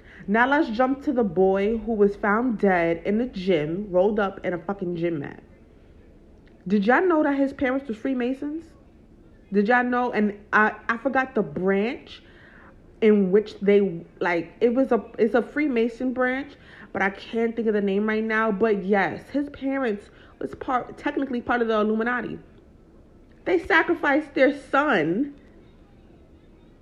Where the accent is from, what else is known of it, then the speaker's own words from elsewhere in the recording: New York, United States; I'm not even from LA. I'm from New York.